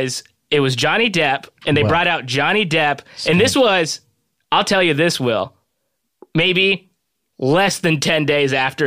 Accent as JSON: {"language": "English", "region": "Southern California", "country": "United States", "said": "I'm from Southern California."}